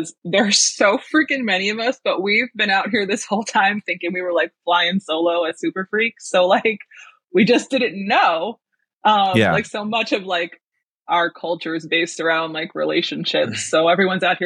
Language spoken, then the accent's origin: English; Western New York, United States; I'm from Western New York, which I only say because I don't live in the cool part of New York